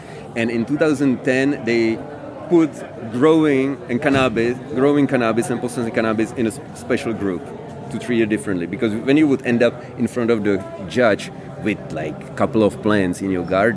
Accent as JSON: {"language": "English", "region": "Prague", "country": "Czechia", "said": "I'm from Czech Republic, from Prague."}